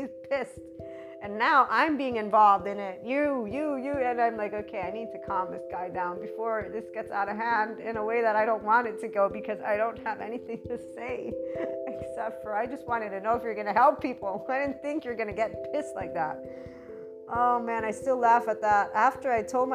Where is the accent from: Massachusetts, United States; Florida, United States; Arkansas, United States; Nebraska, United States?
Florida, United States; Miami; in the States, I'm from Miami